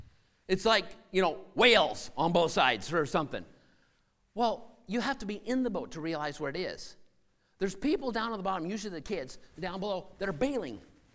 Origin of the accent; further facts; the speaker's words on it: Senegal; Where I grew up in Senegal, out on the coast, they had these huge boat canoes made out of ironwood.